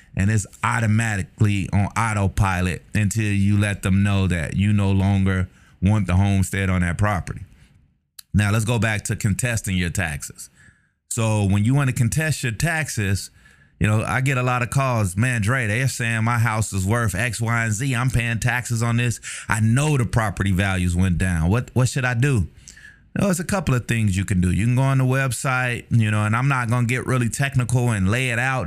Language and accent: English; Chicago, Illinois, United States; moved away; also born or lived in Texas; I'm a Chicagoan